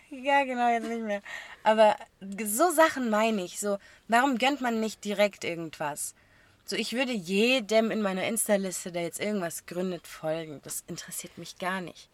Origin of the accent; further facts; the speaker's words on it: a small area near Stuttgart, Baden-Württemberg, Germany; wir kommen nicht aus Stuttgart direkt einer Großstadt, sondern aus einer kleinen Gegend und man kennt sich